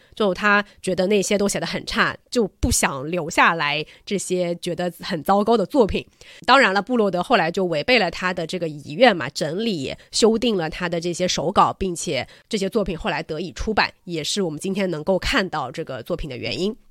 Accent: China; 我们中国人

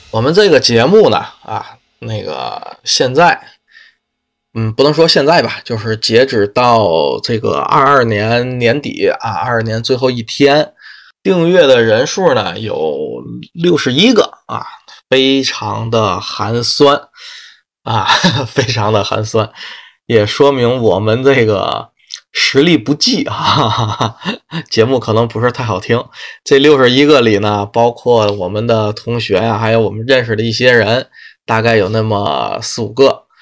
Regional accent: Tianjin, China; 关于天津的啊，我的家乡

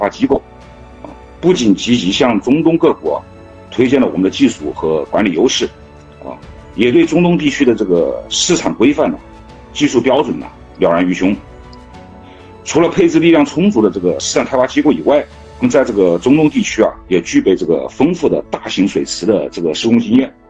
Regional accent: China; 这个我们中国人建呢，呃，是世界五百强

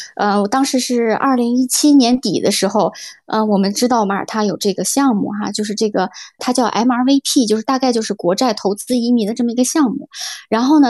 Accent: Urumqi, Xinjiang, China; moved away as an adult; also born or lived in Belgium / Shanghai / Xiamen / Qingdao; now in Malta; 我是这个在新疆的乌鲁木齐出生长大

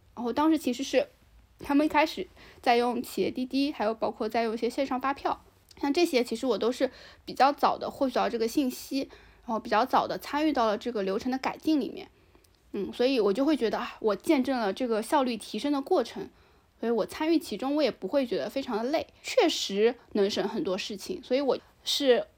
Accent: China; 我们中国人嘛，其实还是有点讳疾忌医的

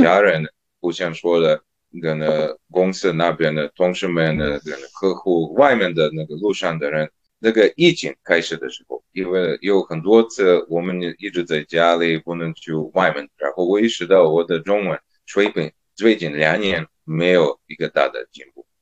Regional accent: Serbia; first language Serbian; Chinese is a second language; now in Shanghai, China; 当时在塞尔维亚

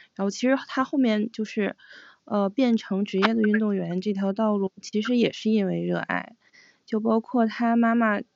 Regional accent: Northeast China, China; 我们小时候有冰，呃，有那个冰上运动的课，就我们作为东北的那个，在东北长大

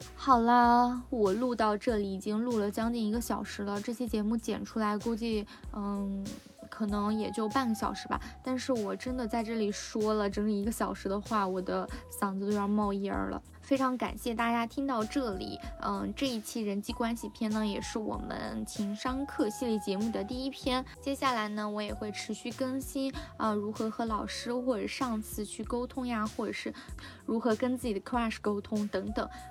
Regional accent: China; 我们 中国

